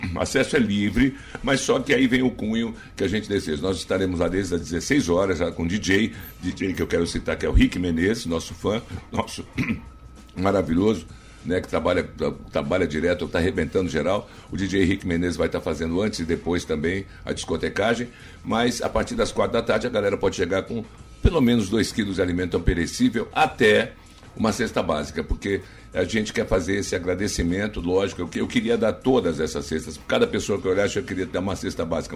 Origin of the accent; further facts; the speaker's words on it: Rio de Janeiro, Brazil; moved away as an adult; also born or lived in São Paulo; now in Maranhão, Brazil; no Rio de Janeiro que é minha terra